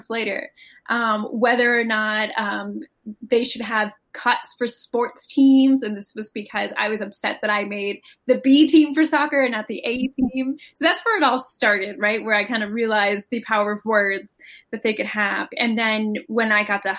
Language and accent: English; Connecticut, United States; I actually grew up in Connecticut, right outside of New York City